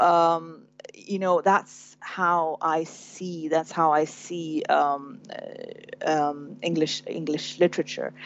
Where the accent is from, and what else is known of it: Sudan; born or raised there; moved away